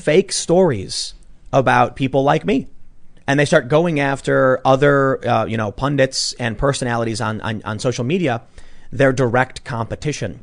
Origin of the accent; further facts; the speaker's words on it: Chicago, Illinois, United States; growing up in Chicago, which is blue